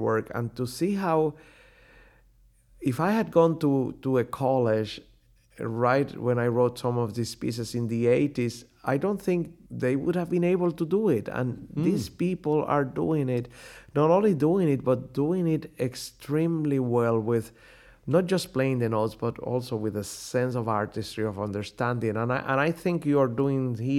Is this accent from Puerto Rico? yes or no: yes; Puerto Rico; moved away; also born or lived in Europe; growing up in Puerto Rico, this was before I went to study in Europe